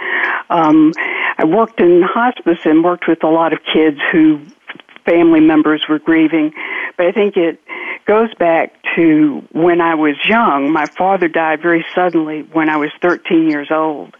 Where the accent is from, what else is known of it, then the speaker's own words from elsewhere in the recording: Georgia, United States; accent: double accent; now in New Orleans, United States; From New Orleans. I'm originally from Georgia, so I have a double accent.